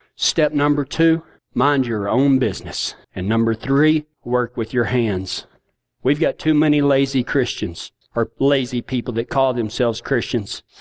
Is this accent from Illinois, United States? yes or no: no; Texas, United States; I'm from Kynosa, Texas.